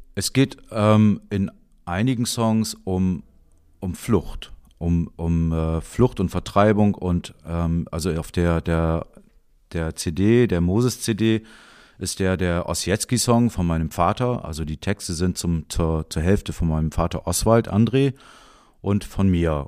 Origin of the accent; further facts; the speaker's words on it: Jever, Lower Saxony, Germany; Ich bin in Jever aufgewachsen.